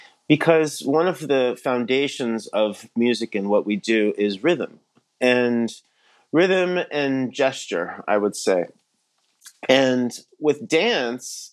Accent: Miami, Florida, United States; I'm actually originally from Miami, Florida. That's where I grew up.

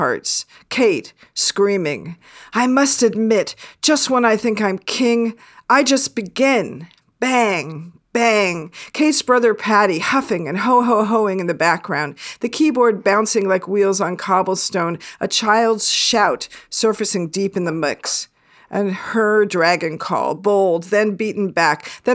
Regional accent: Seattle, Washington, United States; a Catholic kid growing up in Seattle, Washington

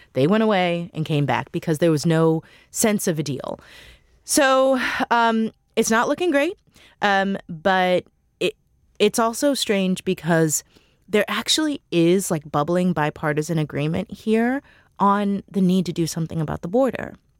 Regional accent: Missouri, United States; now in Washington, D.C., United States; I'm from Missouri

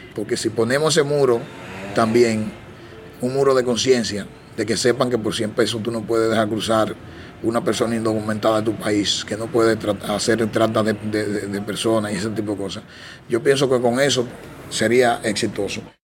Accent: Dominican Republic; nosotros mismos como dominicanos

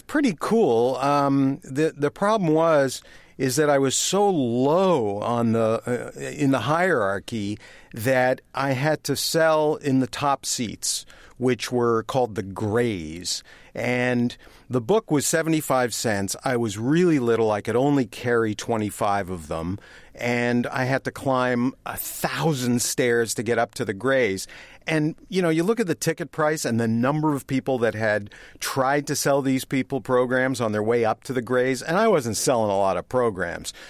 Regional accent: Toronto, Ontario, Canada; moved away as an adult; growing up in Canada

